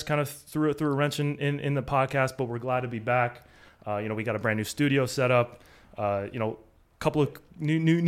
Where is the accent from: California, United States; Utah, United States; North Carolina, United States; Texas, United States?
California, United States; Los Angeles; From people in LA, I say I'm from the Valley